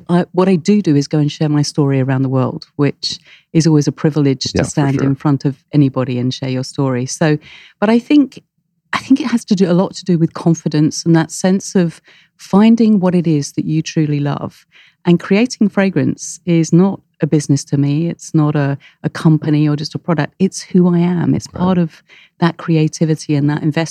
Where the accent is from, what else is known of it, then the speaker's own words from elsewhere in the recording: United Kingdom; I'm British.